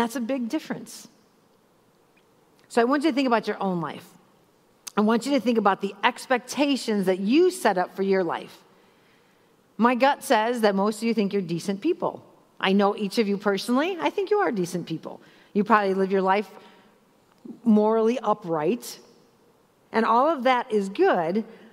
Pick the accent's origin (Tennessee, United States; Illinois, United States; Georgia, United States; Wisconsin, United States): Illinois, United States; Chicago; So I grew up in Chicago